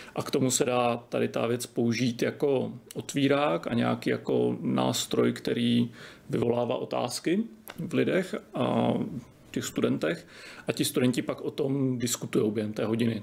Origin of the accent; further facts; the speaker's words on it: Czechia; my jako Češi